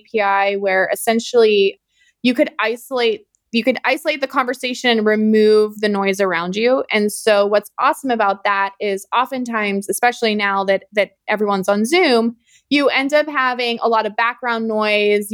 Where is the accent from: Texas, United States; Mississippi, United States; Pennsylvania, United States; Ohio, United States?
Ohio, United States; Youngstown; moved away as an adult; also born or lived in Sydney, Australia / San Francisco; I grew up in Northeast Ohio. I grew up in a town called, I grew up right outside of Youngstown, Ohio